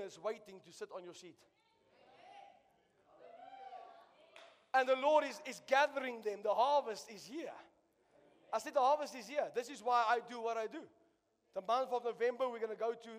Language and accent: English; South Africa; I'm a South African.